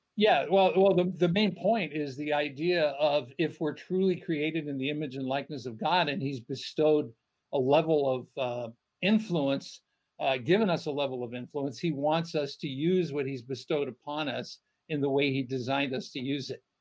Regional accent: United States; being born and raised in America within the American church

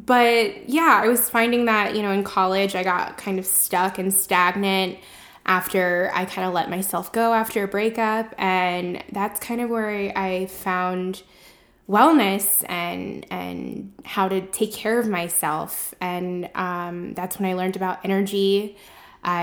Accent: Pembroke Pines, Florida, United States; I'm from the Miami area, Pembroke Pines, to be specific.

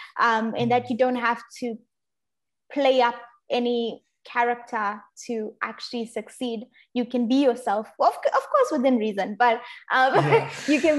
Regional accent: Zimbabwe; now in Australia; I was growing up in Zimbabwe

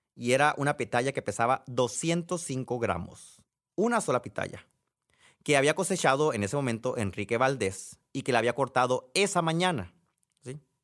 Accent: Sonora, Mexico; quienes somos de Sonora

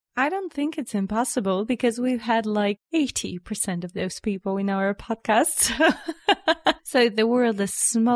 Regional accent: Sofia, Sofia City, Bulgaria; I was born and raised in Sofia. Here is my home.

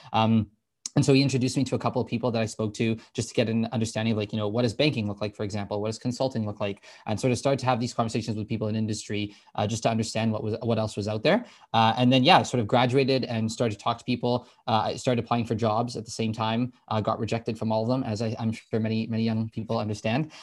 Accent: Toronto, Ontario, Canada; also born or lived in Scotland; born and raised in the Toronto area. Uh, so, you know, grew up here, went to public school my whole life

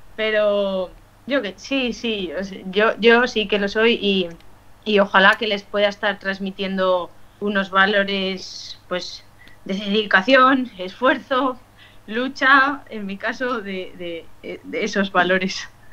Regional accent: Logroño, La Rioja, Spain; los que somos de Logroño

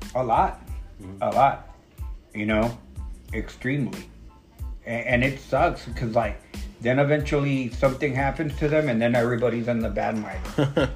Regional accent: West Coast, United States; I'm from the West Coast

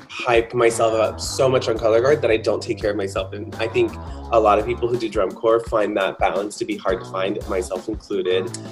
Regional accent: Lodi, California, United States; also born or lived in Stockton, California / Granite Bay, California; I am a Northern California native, so I was born in Stockton, California, raised in Lodi

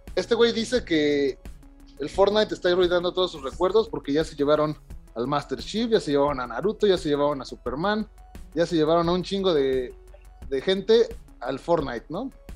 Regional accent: Mexico; siendo mexicano

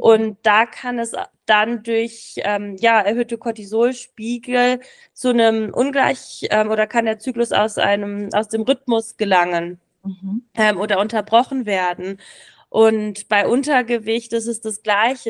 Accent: Berlin, Germany; moved away as an adult; now in Samedan, Switzerland; Ich komme ursprünglich aus Berlin, aber bin jetzt eben nach Samaran gezogen.

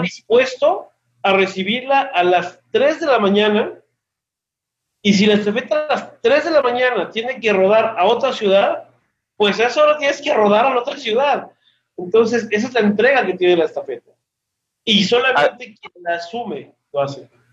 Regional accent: Mexico City, Mexico; moved away as an adult; now in Aguascalientes, Mexico; yo vivo aquí en Aguascalientes, soy de Ciudad de México, tengo ya 12 años viviendo aquí

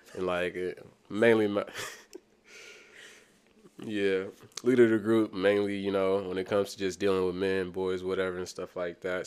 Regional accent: Kansas City, Missouri, United States; also born or lived in Senegal; going to school in Kansas City, um, I ain't been to a lot of different schools. I probably went to, like, eleven different schools and just the inner city, the Kansas City growing up

